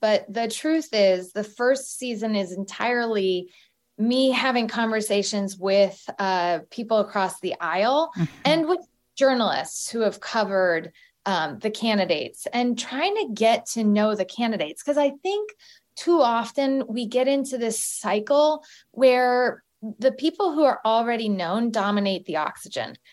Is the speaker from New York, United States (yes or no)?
no; Galesburg, Illinois, United States; moved away as an adult; also born or lived in Lawrence, Kansas; I went to the University of Kansas after growing up in Galesburg, Illinois